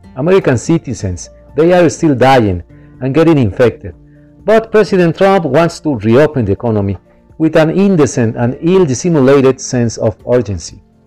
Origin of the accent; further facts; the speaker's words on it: Monterrey, Nuevo León, Mexico; I am a journalist from Monterrey, Mexico.